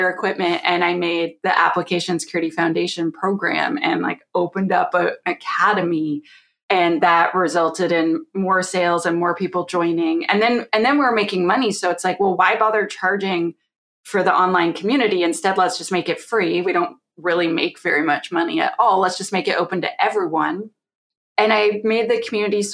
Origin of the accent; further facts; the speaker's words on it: Canada; I'm Canadian